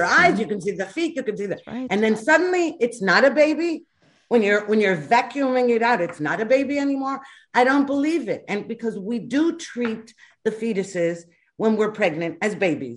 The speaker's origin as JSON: {"language": "English", "region": "New York", "country": "United States", "tie": "born or raised there", "said": "I was growing up in New York"}